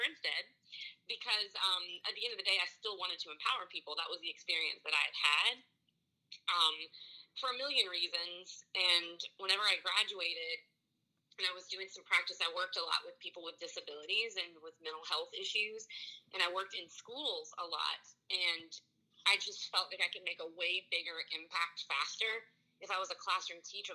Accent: Marksville, Louisiana, United States; I'm from Louisiana

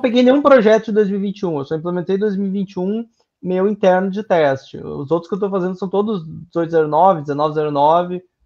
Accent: Sapucaia, Brazil; Eu sou de Sapucaia, que é uma cidade que está acostumada com esse tipo de palavreado

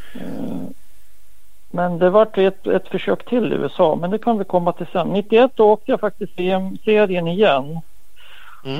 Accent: Västerås, Västmanland, Sweden; det var i Västerås i min hemstad

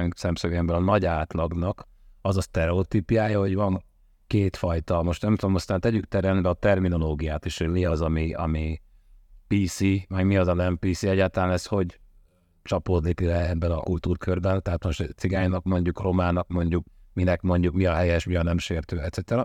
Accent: Hungary; attól vagyok én magyar, hogy én itt születtem, itt szocializálódtam

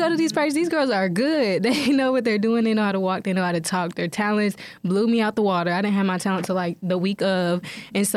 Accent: Radcliff, Kentucky, United States; I am from Radcliffe, Kentucky

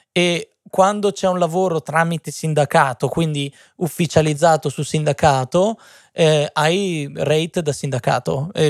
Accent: Modena, Emilia-Romagna, Italy; vengo da Modena.

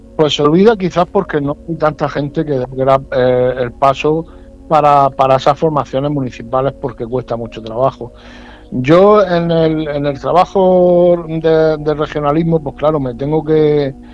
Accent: Spain; si con eso soy menos español

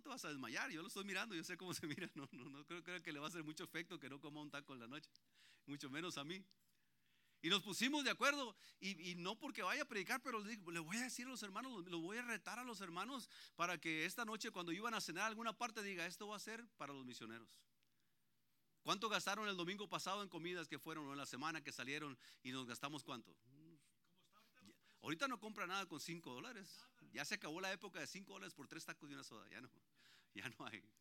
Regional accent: Antioquia, Colombia; Ahí donde yo vivo ya somos puros paisas. Ahí ya, somos casi todos ya estamos tomando terreno ahí.

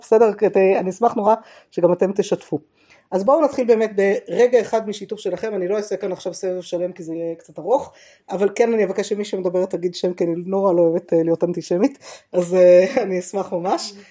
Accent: Jerusalem, Jerusalem District, Israel; שגדלתי בעיר העתיקה

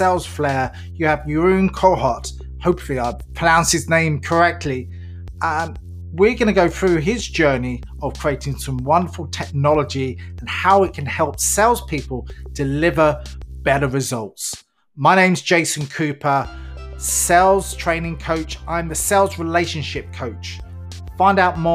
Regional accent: England, United Kingdom; I'm English

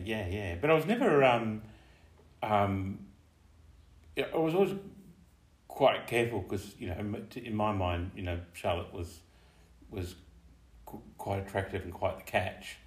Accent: Tasmania, Australia; moved away as an adult; I grew up in Tasmania

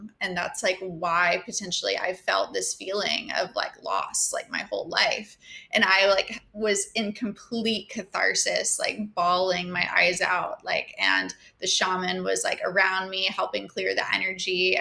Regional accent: Georgia, United States; also born or lived in New York; I have mostly lived in Georgia in my whole life

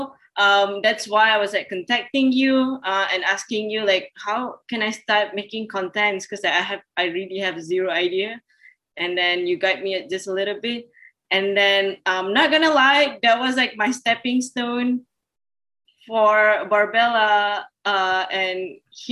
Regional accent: Malaysia; also born or lived in Washington, United States / Purdue University, Indiana, United States; I'm from Malaysia, studied at Purdue for 2.5 years

